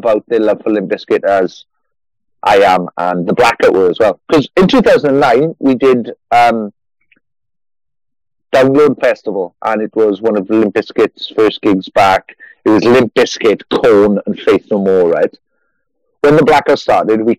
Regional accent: Merthyr Tydfil, Wales, United Kingdom; 30 miles north of Cardiff. Wales.

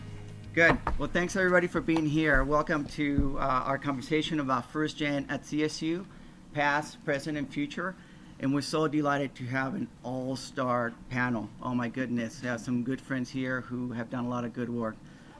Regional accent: Mexico; So, which is growing up in Mexico, I I was 9 or 10, and I was the youngest

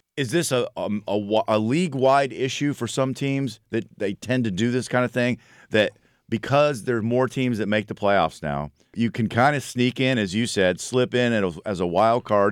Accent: Buffalo, New York, United States; I'm from Buffalo

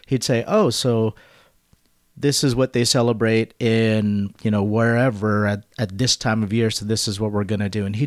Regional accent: Southern California, United States; also born or lived in Philippines; Although I was born in the Philippines, I came here when I was 3 years old and I grew up in Southern California

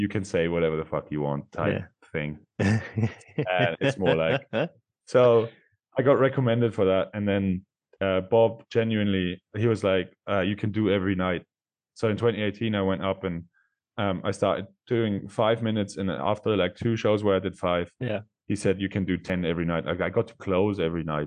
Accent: Austria; first language German; English is a second language; moved away as an adult; I'm from Austria and I grew up speaking. I have a very, very heavy dialect.

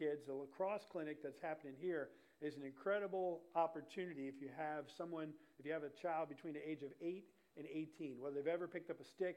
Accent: Pennsylvania, United States; now in Lowcountry, South Carolina, United States; where I grew up in Pennsylvania

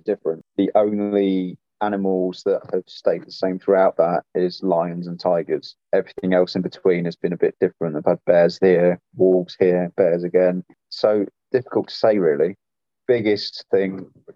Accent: Midlands, United Kingdom; moved away as an adult; also born or lived in Wiltshire; now in Kent, United Kingdom; I grew up in the Midlands.

